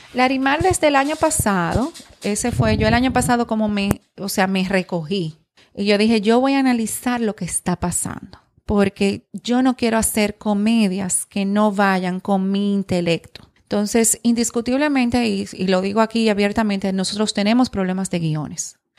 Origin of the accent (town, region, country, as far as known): Dominican Republic